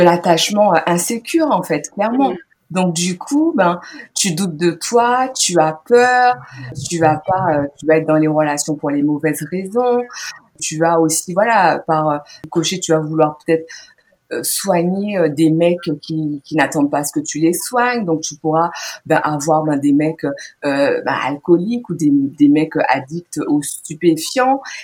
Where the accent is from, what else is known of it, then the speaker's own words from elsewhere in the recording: Guadeloupe; j'ai grandi donc en Guadeloupe